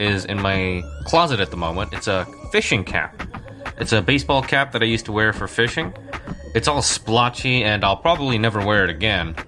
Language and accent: English; New York, United States; moved away; I'm from New York.